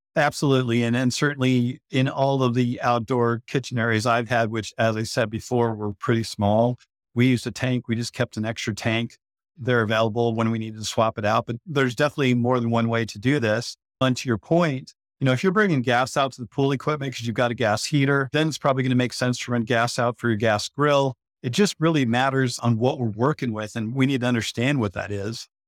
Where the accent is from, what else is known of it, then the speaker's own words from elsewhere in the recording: Idaho, United States; moved away as an adult; now in Phoenix, United States; growing up in Idaho, owning the construction company in Idaho